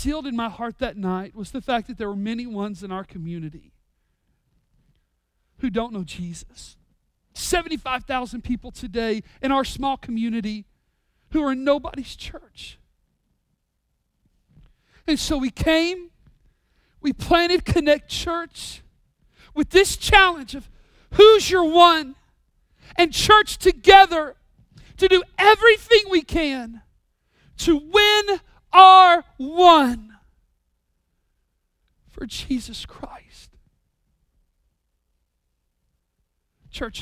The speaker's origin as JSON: {"language": "English", "area": "Sevier County", "region": "Tennessee", "country": "United States", "tie": "born or raised there", "said": "it's my hometown"}